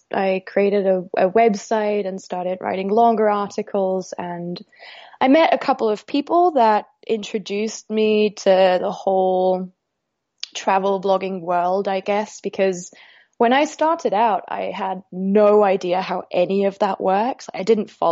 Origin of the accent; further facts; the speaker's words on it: Austria; I was born and raised in Austria